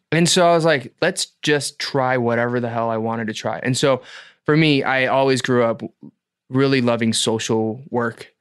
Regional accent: Atlanta, Georgia, United States; moved away as an adult; also born or lived in Boston / Los Angeles; now in South Korea; born and raised in Atlanta

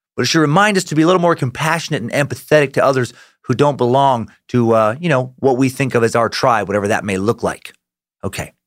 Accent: United States; I'm an American

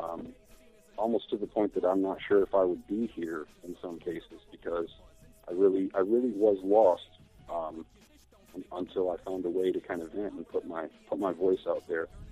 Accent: United States; for me being an American

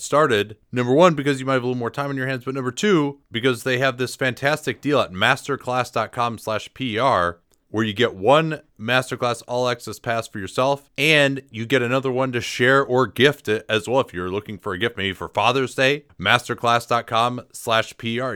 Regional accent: Berkeley, California, United States; my hometown of Berkeley, California

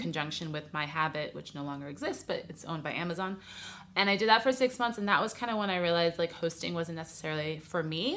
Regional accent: New York City, New York, United States; moved away as an adult; now in Los Angeles, United States; I'm from New York City originally, but I've lived in L A a while now, about twelve years

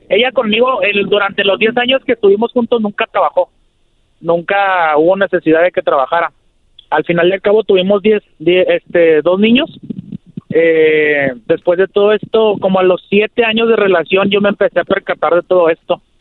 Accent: Ciudad Juárez, Chihuahua, Mexico; Maestro, aquí, aquí andamos, yo soy de Ciudad Juárez.

